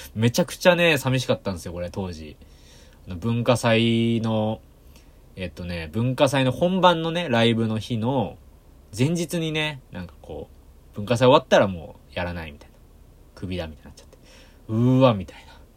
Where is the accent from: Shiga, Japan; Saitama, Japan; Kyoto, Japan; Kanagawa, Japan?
Kanagawa, Japan; Yokohama; 横浜から来た高校生